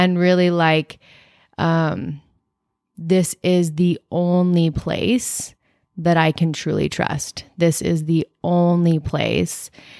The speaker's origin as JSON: {"language": "English", "town": "Gilbert", "region": "Arizona", "country": "United States", "tie": "born or raised there", "said": "I grew up in Gilbert."}